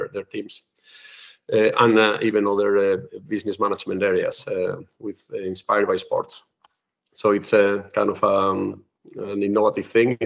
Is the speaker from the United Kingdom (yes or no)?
no; Spain; also born or lived in United States / Netherlands / Finland / Russia; now in Denmark; I'm originally from Spain